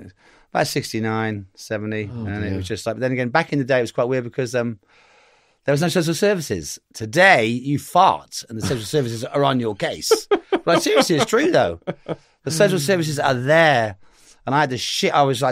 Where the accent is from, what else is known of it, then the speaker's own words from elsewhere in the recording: Cheltenham, South West England, United Kingdom; also born or lived in St. Paul's; The Cotswolds. I was from Cheltenham. I was born in St. Paul's.